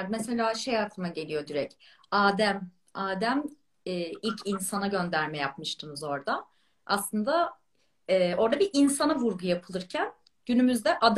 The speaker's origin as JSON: {"language": "Turkish", "region": "Balıkesir", "country": "Turkey", "said": "Ben yani Balıkesirliyim"}